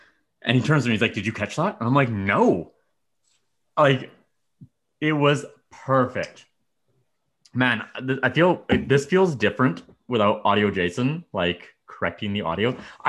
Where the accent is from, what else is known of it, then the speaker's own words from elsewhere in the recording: Medicine Hat, Alberta, Canada; I grew up in Medicine Hat, right?